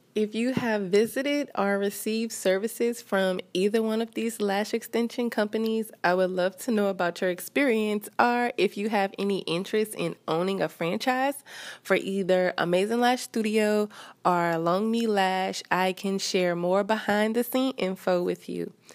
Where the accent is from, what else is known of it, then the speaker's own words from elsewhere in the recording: Baton Rouge, Louisiana, United States; moved away as an adult; now in Houston, United States; my hometown of Baton Rouge